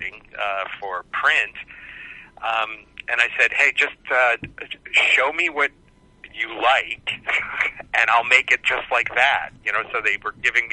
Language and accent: English; Cleveland, Ohio, United States; moved away as an adult; also born or lived in Southern California; I'm originally from Cleveland, Ohio, which I'm very proud